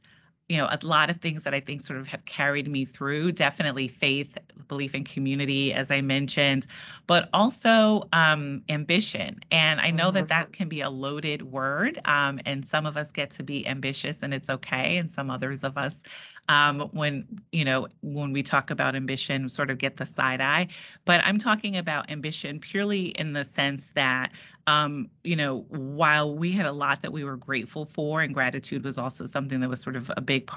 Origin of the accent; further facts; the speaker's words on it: New York City, New York, United States; I am a proud native New Yorker